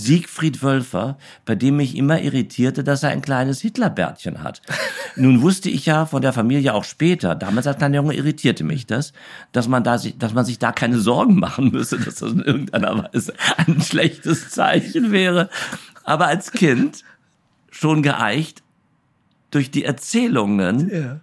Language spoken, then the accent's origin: German; Berlin, Germany; in Berlin-Karlshorst